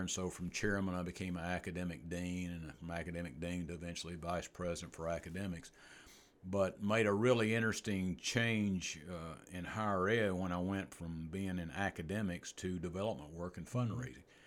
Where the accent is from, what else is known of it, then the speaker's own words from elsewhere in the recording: East Tennessee, United States; moved away as an adult; also born or lived in Dover, Delaware; I'd spent seventeen years at Lincoln Memorial University in East Tennessee, which was close, was in, actually in my hometown, where I, uh, where I grew up